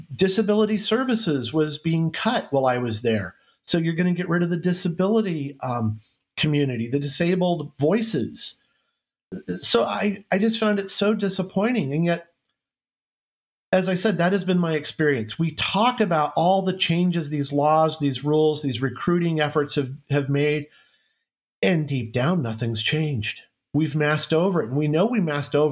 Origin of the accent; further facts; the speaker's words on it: Central California, United States; moved away as an adult; also born or lived in Minnesota; And my wife and I were both born and raised in Central California